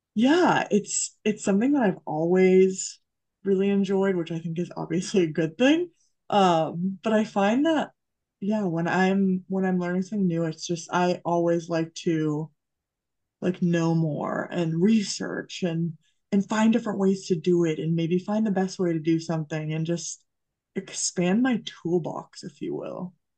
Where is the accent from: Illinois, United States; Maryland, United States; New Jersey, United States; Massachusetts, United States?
Massachusetts, United States; I grew up in Massachusetts